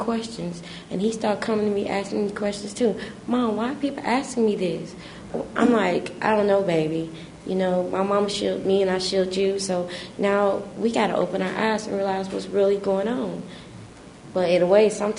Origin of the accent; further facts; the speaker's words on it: Illinois, United States; moved away as an adult; now in Knoxville, United States; we're from Illinois, and I grew up in a community where it was all kinds of racist there